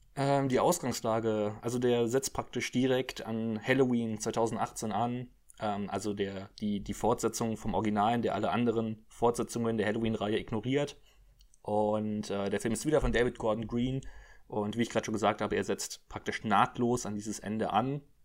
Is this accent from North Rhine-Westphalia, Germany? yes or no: yes; Cologne, North Rhine-Westphalia, Germany; ich bin ja Kölner